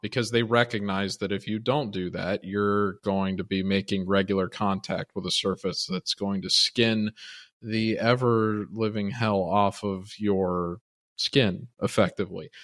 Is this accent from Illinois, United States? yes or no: yes; Chicago, Illinois, United States; now in Miami, United States; I grew up in Chicago